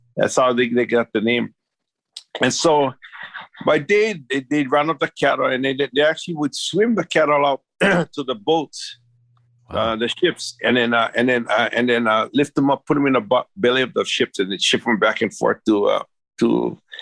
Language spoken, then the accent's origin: English; Big Island, Hawaii, United States; moved away as an adult; also born or lived in Maui; I'm originally from the Big Island. I, I lived there most of my life